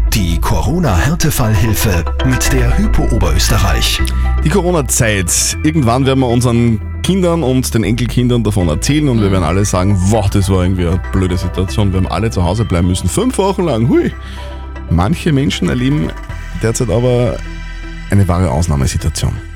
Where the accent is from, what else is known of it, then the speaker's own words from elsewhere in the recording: Bavaria, Germany; moved away as an adult; now in Wels, Austria; Ich bin ein Bayer